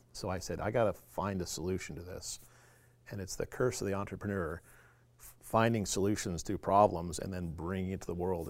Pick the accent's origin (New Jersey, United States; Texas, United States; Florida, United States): Florida, United States; Clearwater, Tampa, Saint Petersburg; now in Alaska, United States; I'm actually originally from Florida